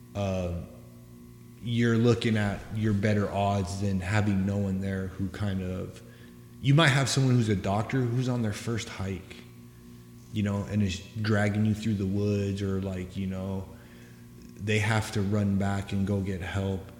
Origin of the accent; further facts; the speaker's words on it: Southwest, United States; I grew up here. I grew up in the Southwest